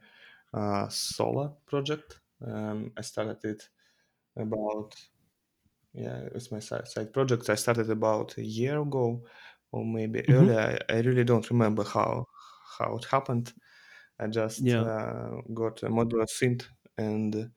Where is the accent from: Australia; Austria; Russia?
Russia; I'm from Russia